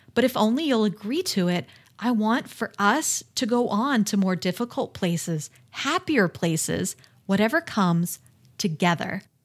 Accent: United States; I'm American

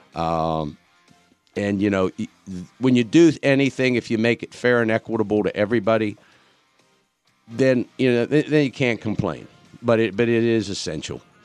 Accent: Pittsburgh, Pennsylvania, United States; now in Horry County, United States; originally from Pittsburgh

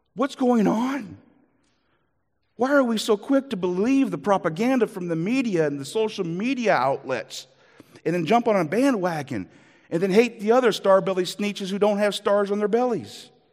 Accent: Iowa, United States; moved away; also born or lived in Minnesota; I am from Iowa

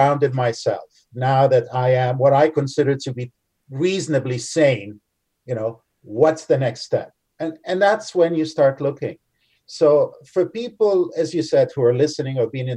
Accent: Canada; being Canadian

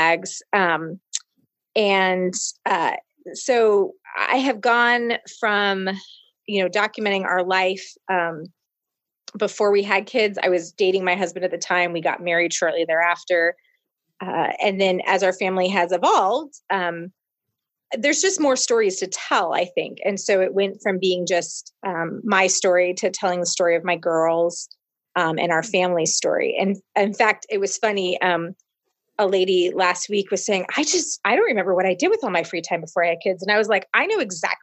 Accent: Portland, Oregon, United States; moved away as an adult; now in Midwest, United States; I was originally born and raised on the West Coast in Portland, Oregon. I moved to the Midwest for college.

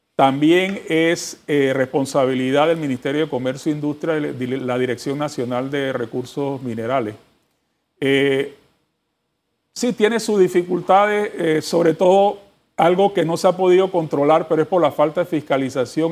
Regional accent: Panama; todos nosotros como panameños

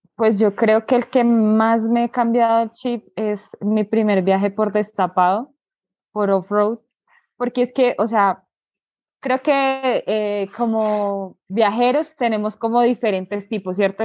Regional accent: Bogotá, Colombia; yo soy de Colombia, exactamente del departamento de Cundinamarca, en la capital, Bogotá.

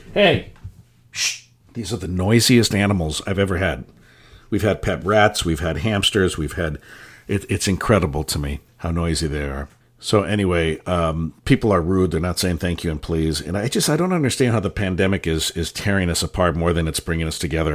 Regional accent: San Francisco, California, United States; I grew up, born and raised in San Francisco

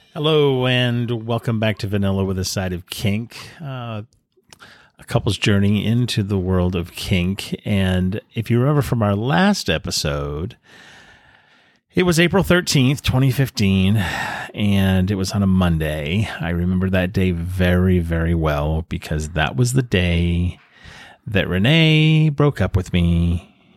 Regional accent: New England, United States; now in San Diego, United States; I was raised in New England

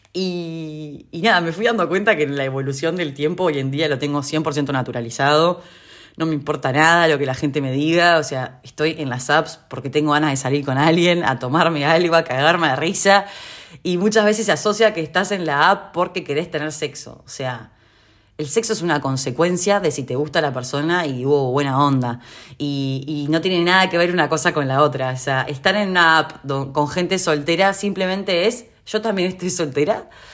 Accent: Uruguay; now in Argentina; donde yo vivo en Argentina y siendo uruguaya

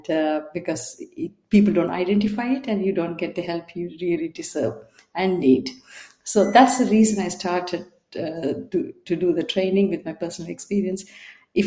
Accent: Sri Lanka; also born or lived in Bangalore, India; now in United Kingdom; I'm from Sri Lanka, and I got caught up in the war and left the country and went to India in Bangalore

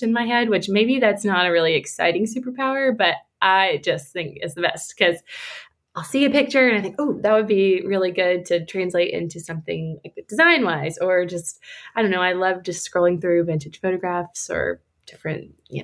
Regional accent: Atlanta, Georgia, United States; I am from Atlanta, Georgia, and I still live here in Atlanta, Georgia

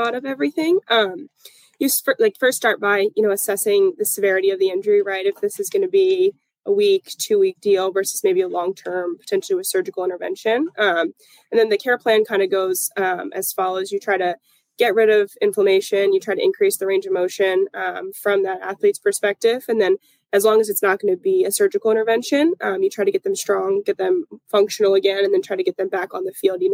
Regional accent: Pennsylvania, United States; moved away as an adult; also born or lived in Clemson, South Carolina / Buffalo, New York / Atlanta, Georgia; now in Jacksonville, United States; I'm originally from Pennsylvania.

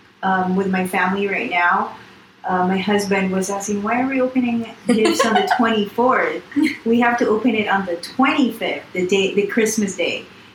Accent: Philippines; When I was young, I thought Santa Claus was real, because my cousins were like, oh my gosh, Santa Claus just passed.

